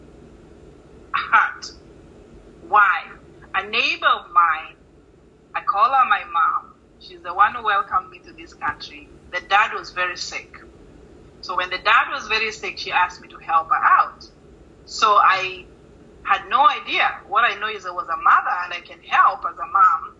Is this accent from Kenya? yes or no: yes; Nairobi, Kenya; moved away as an adult; also born or lived in Kisumu, Kenya; now in Florida, United States; I live in Florida, born and raised in Kenya, went to school both in Nairobi and part of Kisumu, but most of it was in Nairobi